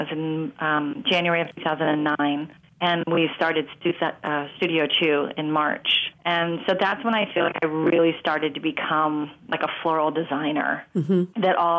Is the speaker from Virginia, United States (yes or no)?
no; Marin County, Bay Area, California, United States; I grew up in Marin County in the Bay Area to an Australian mother who loved being in the garden.